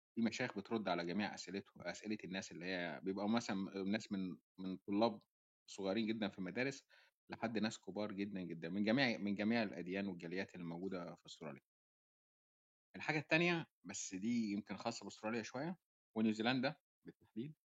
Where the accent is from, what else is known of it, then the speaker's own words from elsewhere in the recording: Egypt; now in Australia; إحنا كمصريين